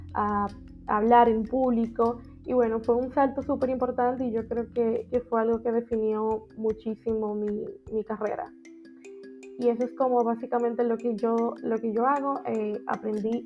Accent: Dominican Republic; soy dominicana y, vivo en República Dominicana

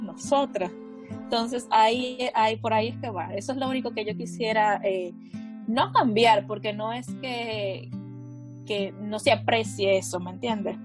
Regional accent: Santo Domingo, Distrito Nacional, Dominican Republic; soy de República Dominicana.

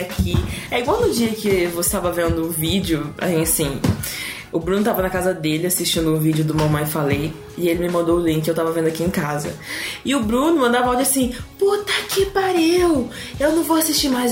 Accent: São Paulo, Brazil; accent: interior, rolled/caipira R; moved away as an adult; E eu sou do interior, né? Vocês vão perceber no meu sotaque em puxar o R

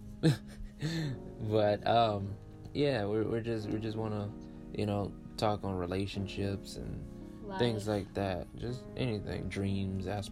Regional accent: Michigan, United States; moved away as an adult; now in Tennessee, United States; I'm also from Michigan.

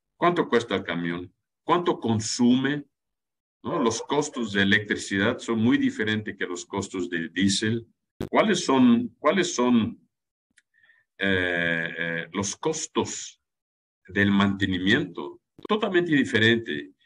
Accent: Germany; now in Mexico; yo soy alemán

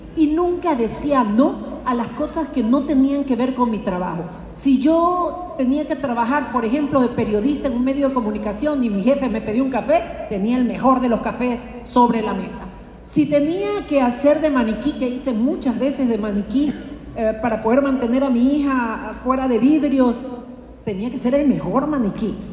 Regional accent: Guayaquil, Guayas, Ecuador; yo vengo de Colón y Chimborazo

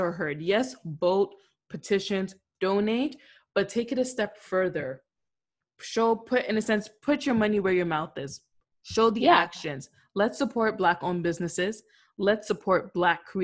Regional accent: Canada; being Canadian

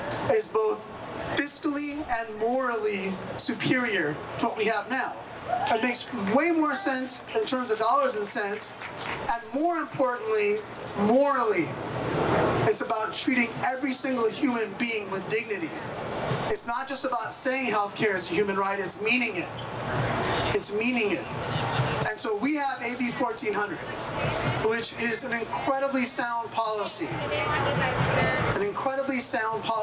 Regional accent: San Jose, California, United States; my hometown of San Jose

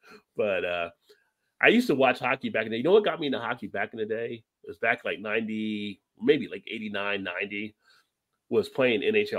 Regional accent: New Jersey, United States; as a kid growing up in New Jersey, it was just right down I-95

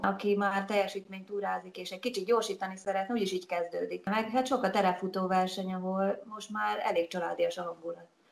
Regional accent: Hungary

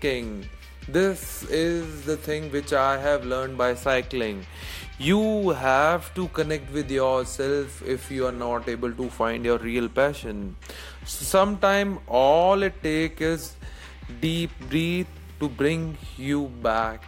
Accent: India; I'm from India

